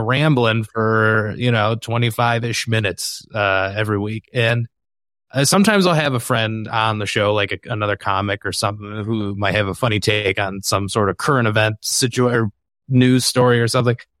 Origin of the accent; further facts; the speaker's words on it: Michigan, United States; my home state of Michigan